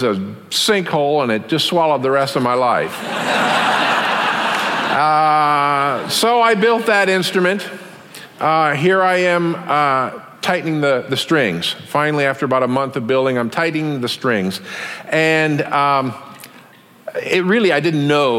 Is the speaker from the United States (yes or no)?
yes; Taos, New Mexico, United States; my hometown, Taos, New Mexico